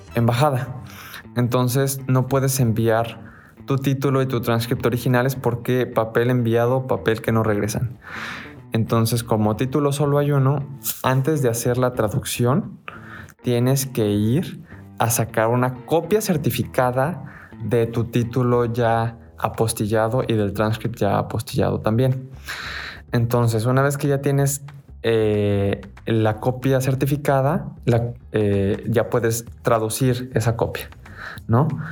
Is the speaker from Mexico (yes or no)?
yes; Mexico; somos de México